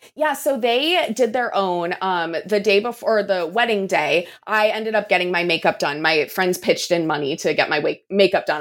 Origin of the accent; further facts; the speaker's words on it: San Diego, California, United States; my hometown of San Diego